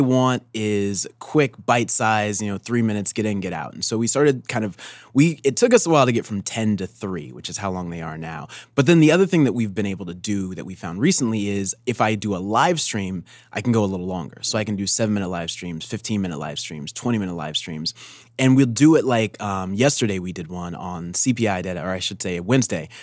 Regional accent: Denver, Colorado, United States; I'm from Denver, actually.

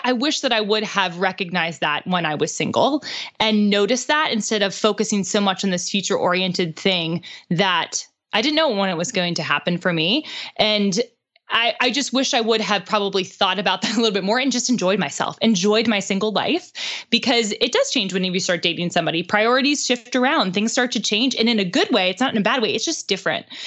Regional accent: Pittsburgh, Pennsylvania, United States; moved away as an adult; now in Nashville, United States; Pittsburgh, which is where I'm from

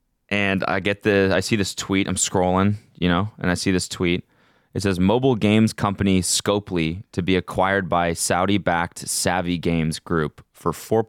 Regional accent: Canada; I'm like coming from Canada.

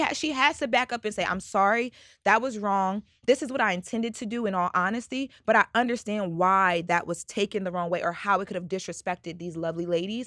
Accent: Delaware, United States; I'm from Delaware

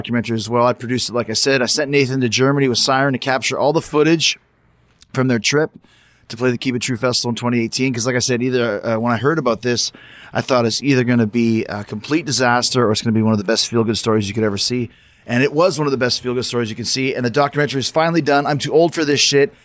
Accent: Winnipeg, Manitoba, Canada; I grew up in Winnipeg, Manitoba.

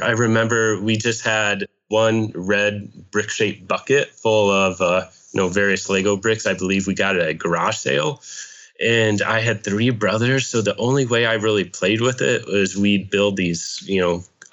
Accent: Hawkeye country, Iowa, United States; moved away as an adult; now in Pasadena, United States; I grew up in Hawkeye country

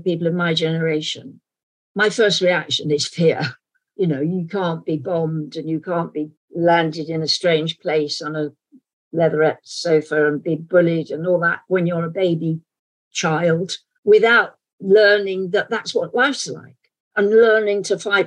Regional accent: London, United Kingdom; accent: London accent; my natural accent would be sort of London accent

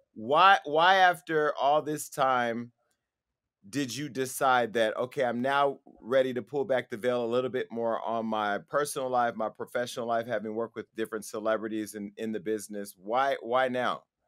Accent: Stockton, California, United States; I'm from Stockton

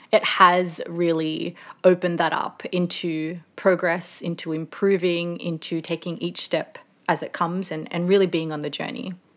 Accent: Sydney, New South Wales, Australia; moved away as an adult; also born or lived in Melbourne / London; I'm originally from Sydney

